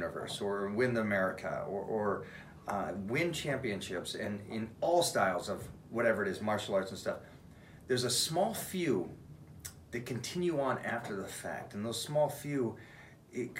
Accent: Washington, United States; I'm from Washington State.

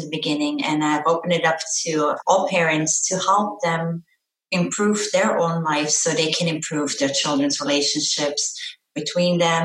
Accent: Austria; moved away as an adult; also born or lived in Florida; now in South Florida, United States; I was born and raised in Austria

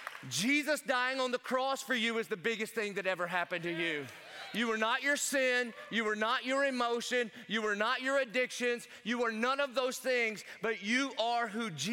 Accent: South Carolina, United States; I'm from South Carolina like Pastor Clay

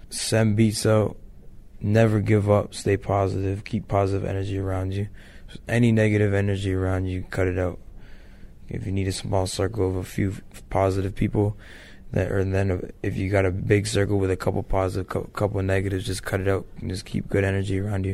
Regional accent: Ontario, Canada; so I rep where I'm from. I also rep Toronto. I rep Canada. I rep Ontario.

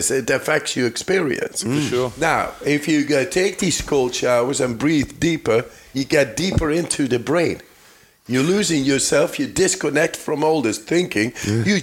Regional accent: Netherlands; I'm from the Netherlands

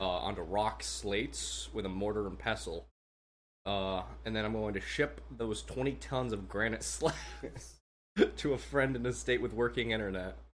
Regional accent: United States; I'm an American

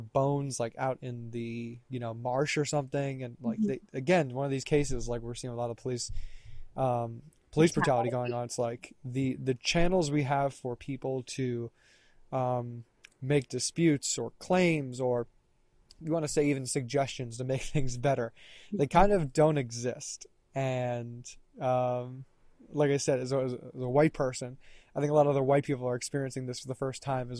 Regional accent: the South, United States; I'm from the South

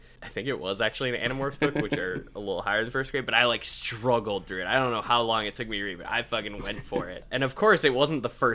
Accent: Minneapolis, Minnesota, United States; I grew up in the suburbs of Minneapolis, Minnesota.

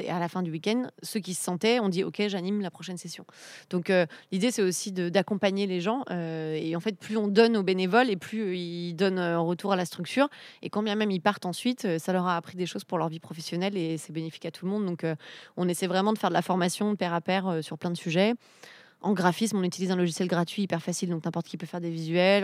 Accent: Misérieux, Auvergne-Rhône-Alpes, France; moved away; je suis née à Misérieux dans l'Ain

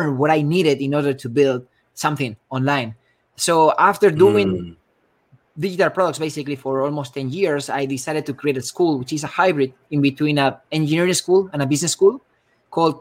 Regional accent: Spain; moved away as an adult; also born or lived in Bay Area, United States; now in San Francisco Bay Area, United States; I'm originally from Spain.

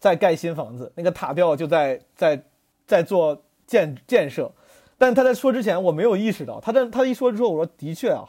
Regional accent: Zhengzhou, Henan, China; 我感觉没有，就是我很我很爱我的家乡，但是因为郑州这个城市确实没啥特色

